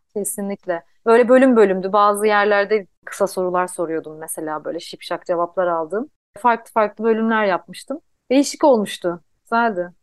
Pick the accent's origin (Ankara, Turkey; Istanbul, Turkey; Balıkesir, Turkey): Istanbul, Turkey; also born or lived in Yalova; ben aslında ilkokulu İstanbul'da okudum ama liseyi Yalova'da okudum. Ben e, Yalovalıyım iki taraftan da anne babadan da.